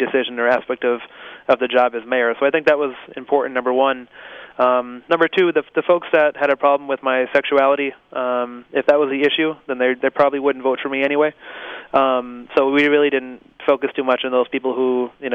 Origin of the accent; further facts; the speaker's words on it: Holyoke, Massachusetts, United States; I grew up in Holyoke. I was born and raised here, went to the public schools